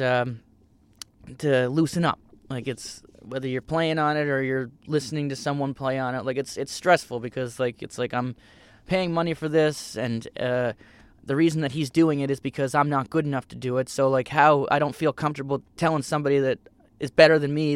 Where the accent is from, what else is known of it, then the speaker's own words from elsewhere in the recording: Cape Breton, Nova Scotia, Canada; I come from Cape Breton, a similar area that Steph is from